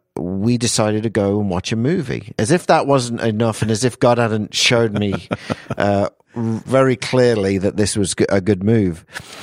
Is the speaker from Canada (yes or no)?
no; England, United Kingdom; moved away as an adult; also born or lived in Perth, Australia; now in Peoria, United States; Yeah, well, from my accent, you can tell I'm from England. And about 25 years ago, my dad decided to come and take on a church over here in Washington, Illinois, which is just outside of Peoria, Illinois.